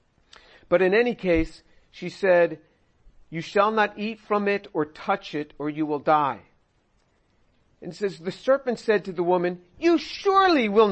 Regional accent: New York, United States; When I was growing up in New York as a kid

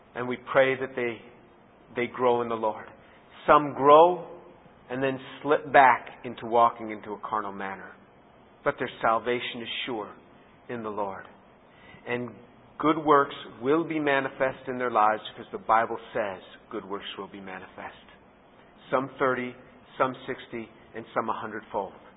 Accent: United States; as an American

